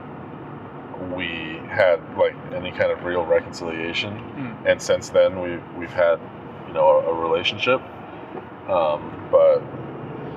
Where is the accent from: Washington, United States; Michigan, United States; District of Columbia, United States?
District of Columbia, United States; Washington; moved away as an adult; also born or lived in Maryland; Born and raised in the D.C. area